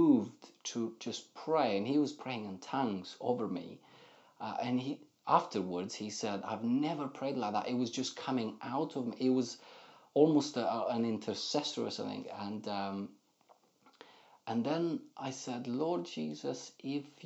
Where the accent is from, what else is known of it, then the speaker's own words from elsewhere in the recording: Moldova; moved away as an adult; now in England; my entire growing up in Moldova